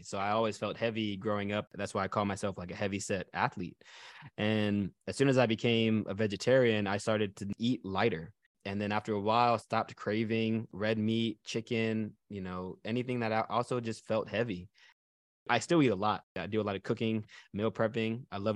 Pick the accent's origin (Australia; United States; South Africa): United States; Texas; Growing up in Texas, I played fullback and inside linebacker